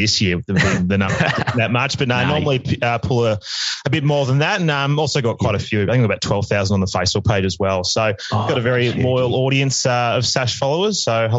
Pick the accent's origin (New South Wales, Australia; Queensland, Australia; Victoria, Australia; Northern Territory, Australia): Victoria, Australia; Melbourne; I grew up in Hawthorn, funnily enough